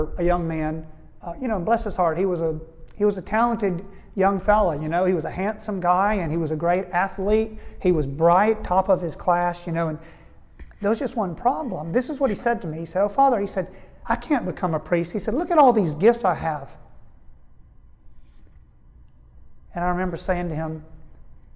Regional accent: United States; We grew up in the United States.

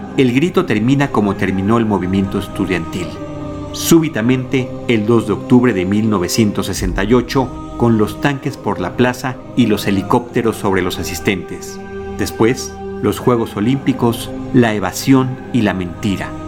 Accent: Mexico; aquellos que somos millennials mexicanos

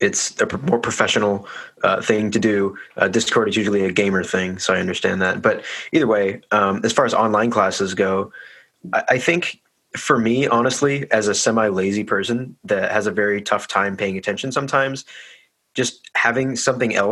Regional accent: Hillsboro, Oregon, United States; Grew up in Hillsboro. Lived here all my life. Still live here, in fact.

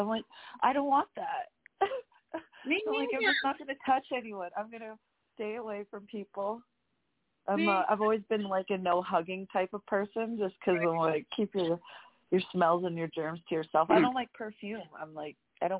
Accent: Alberta, Canada; I'm from Alberta

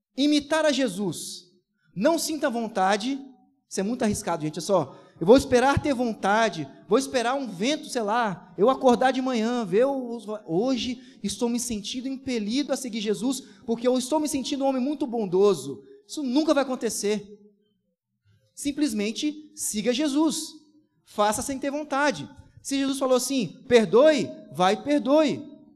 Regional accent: Brazil; Sou brasileiro com muito orgulho, com muito amor

